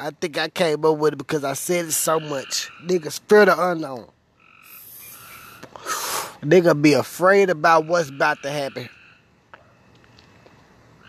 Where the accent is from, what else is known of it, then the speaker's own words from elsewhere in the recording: Memphis, Tennessee, United States; moved away; I come from Memphis